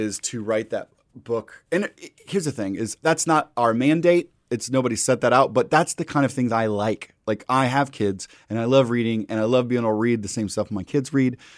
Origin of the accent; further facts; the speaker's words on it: Midwest, United States; I'm from the Midwest